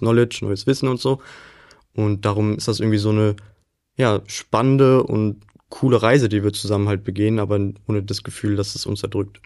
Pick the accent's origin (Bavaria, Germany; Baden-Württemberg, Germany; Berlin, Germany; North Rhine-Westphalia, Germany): North Rhine-Westphalia, Germany; Willich; moved away as an adult; now in Duisburg, Germany; Also ich komme ja aus Willig, das liegt ja sehr nah bei Duisburg. Das ist praktisch in diesem Dreieck Düsseldorf, Krefeld, Mönchengladbach in der Mitte so ziemlich genau.